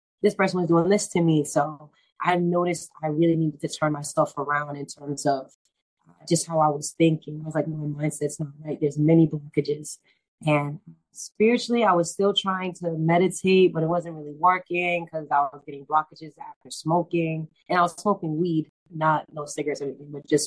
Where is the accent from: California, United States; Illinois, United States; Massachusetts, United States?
Massachusetts, United States; Boston; I'm from Boston, Roxbury to be exact.